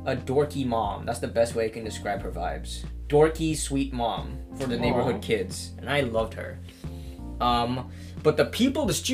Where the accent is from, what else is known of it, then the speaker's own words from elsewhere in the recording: Indonesia; moved away as an adult; I grew up in Indonesia